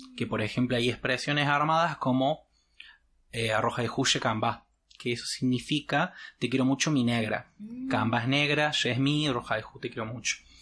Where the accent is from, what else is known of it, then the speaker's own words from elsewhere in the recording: Córdoba, Argentina; accent: Cordobés; mi mamá es entrerriana, mi papá es correntino, yo hablo como cordobés